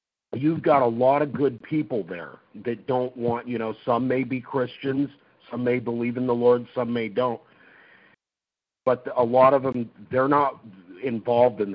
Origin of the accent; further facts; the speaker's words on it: Oregon, United States; also born or lived in California; I was originally from California, and we moved to Oregon when I was like a year and a half older. So I've been raised here in Oregon